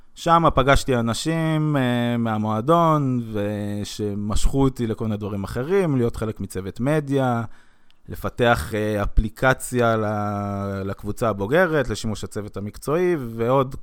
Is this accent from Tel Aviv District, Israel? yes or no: no; Jerusalem, Jerusalem District, Israel; בגדול אני ירושלמי, נולדתי בירושלים